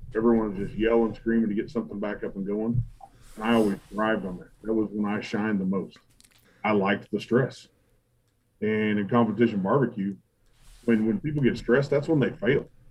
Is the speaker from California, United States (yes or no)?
no; Dodge City, Kansas, United States; my hometown Dodge City